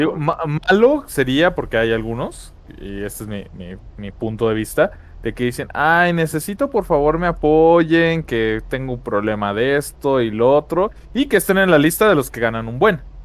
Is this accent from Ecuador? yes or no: no; Mexico; como mexicano